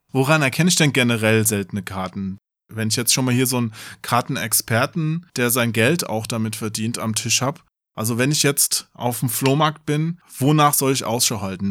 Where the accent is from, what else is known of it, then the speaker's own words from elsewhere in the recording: Hesse, Germany; bei uns in Hessen